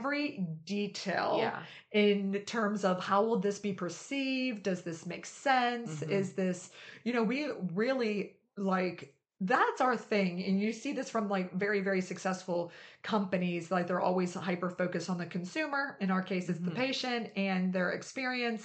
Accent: West Virginia, United States; I grew up in West Virginia.

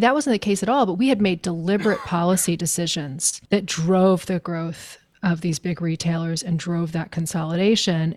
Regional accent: Maine, United States; I grew up in Maine

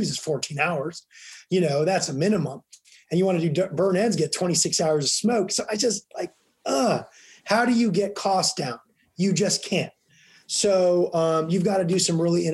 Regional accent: Leavenworth, Kansas, United States; now in Washington, D.C., United States; I grew up in Kansas. I grew up in Leavenworth, which is about 25 miles from Lawrence.

